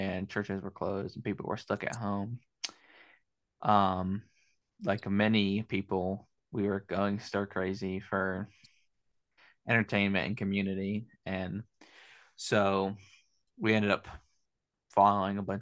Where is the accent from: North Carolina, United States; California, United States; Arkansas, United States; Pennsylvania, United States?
Pennsylvania, United States; now in South Carolina, United States; Originally from Pennsylvania